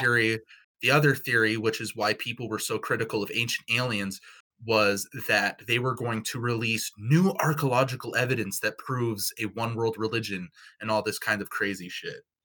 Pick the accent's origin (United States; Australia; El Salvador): United States; Pacific Northwest; we're all from the Pacific Northwest